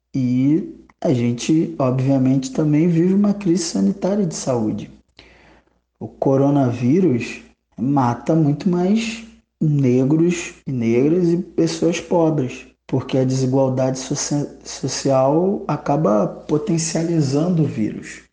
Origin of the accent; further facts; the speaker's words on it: Rio de Janeiro, Brazil; sou do estado do Rio de Janeiro